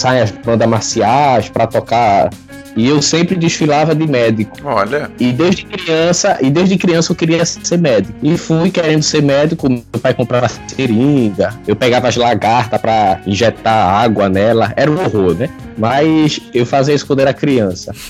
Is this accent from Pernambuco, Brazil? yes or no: yes; Cabo de Santo Agostinho, Pernambuco, Brazil; Sou daqui de Pernambuco, Nordeste brasileiro. o nome da minha cidade é Cabo de Santo Agostinho.